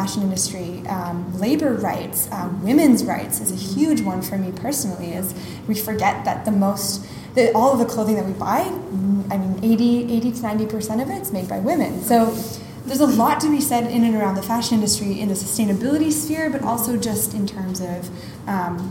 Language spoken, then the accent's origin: English; Montreal, Quebec, Canada; moved away as an adult; now in Singapore; my hometown of Montreal